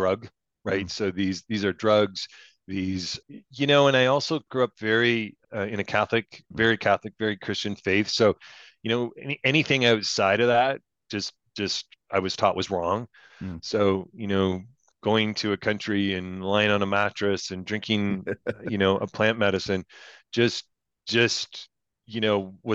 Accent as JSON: {"language": "English", "country": "Canada", "said": "I'm a Canadian"}